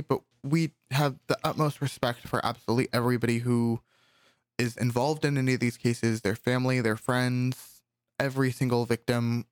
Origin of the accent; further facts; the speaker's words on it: California, United States; As a Californian